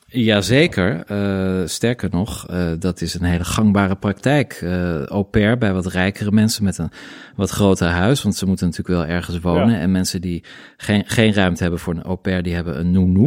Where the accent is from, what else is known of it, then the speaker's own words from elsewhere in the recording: Middelburg, Zeeland, Netherlands; moved away; also born or lived in Paris; ik kom uit Middelburg